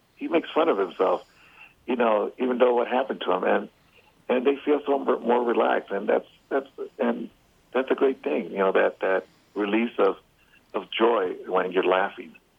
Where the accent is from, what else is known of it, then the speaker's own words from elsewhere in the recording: Chicago, Illinois, United States; I'm from Chicago